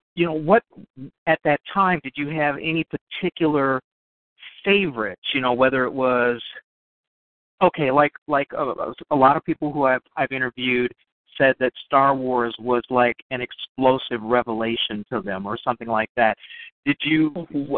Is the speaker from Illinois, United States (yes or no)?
yes; Chicago, Illinois, United States; also born or lived in North Side, Chicago; I'm a transplanted North Sider. I grew up on the South